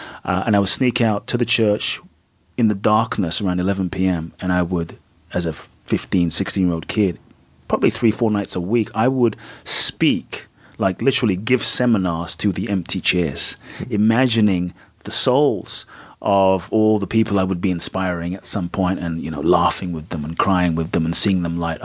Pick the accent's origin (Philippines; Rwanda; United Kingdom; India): United Kingdom; London; moved away as an adult; also born or lived in Ghana; now in United States; growing up in Peckham was literally like a ghetto